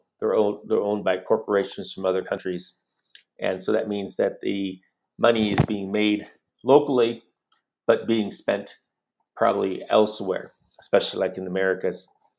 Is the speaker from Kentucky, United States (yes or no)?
no; Phoenix, Arizona, United States; moved away as an adult; also born or lived in Hollywood; now in Mexico City, Mexico; I'm from Phoenix, Arizona